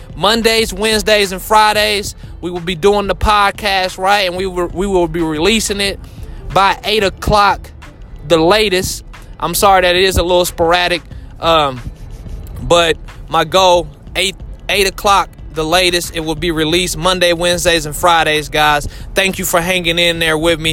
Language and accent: English; Indianapolis, Indiana, United States; I'm from Indianapolis.